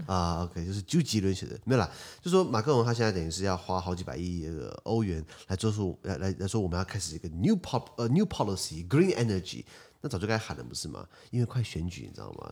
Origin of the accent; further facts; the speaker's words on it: Taiwan; 我们台湾人算蛮客气的嘛